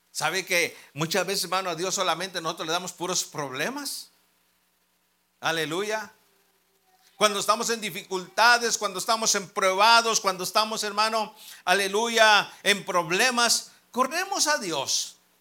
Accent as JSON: {"language": "Spanish", "country": "Mexico", "said": "nosotros los mexicanos"}